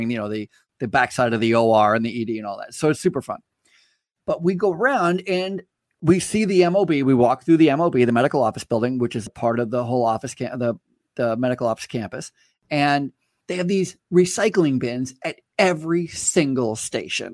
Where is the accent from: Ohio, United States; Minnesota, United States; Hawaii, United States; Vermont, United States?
Vermont, United States; I grew up in Vermont